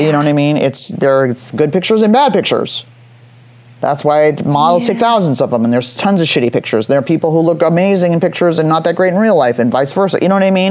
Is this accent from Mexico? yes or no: no; Los Angeles, California, United States; also born or lived in San Francisco; I was 18 years old, which is weird growing up in Hollywood